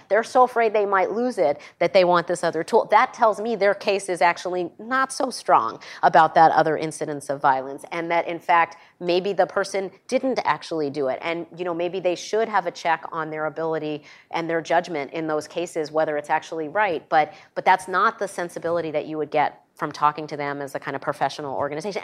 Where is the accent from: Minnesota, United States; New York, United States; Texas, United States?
New York, United States; my home state of New York